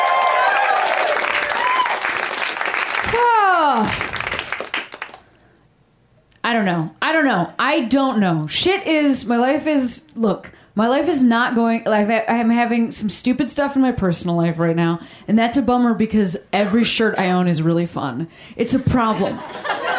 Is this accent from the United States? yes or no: yes; Chicago, Illinois, United States; I threw out a first pitch for the Chicago Cubs. My hometown